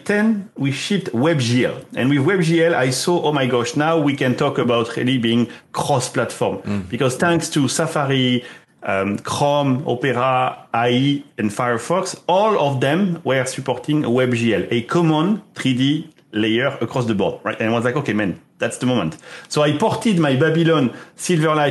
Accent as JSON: {"language": "English", "region": "southwest France", "country": "France", "moved": "yes", "said": "I'm from France, Southwest"}